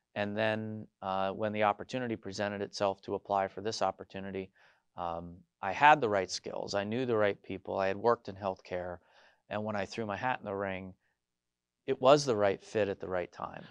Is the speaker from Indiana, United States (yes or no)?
no; Scranton area, Northeast Pennsylvania, United States; I grew up in the Northeast, uh, near the Scranton area